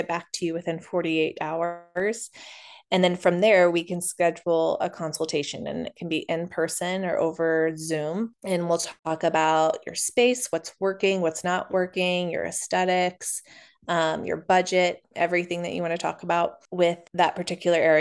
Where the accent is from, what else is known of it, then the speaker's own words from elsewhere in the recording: Overland Park, Kansas, United States; I was born in Overland Park and I've lived in Kansas City most of my life